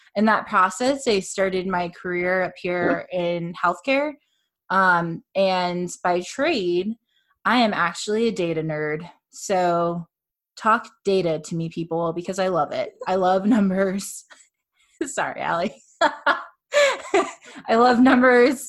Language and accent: English; Fort Myers, Florida, United States; moved away as an adult; now in Orlando, United States; I'm not originally from Orlando. I'm a down south kind of girl, Fort Myers area, but I came up here to go to UCF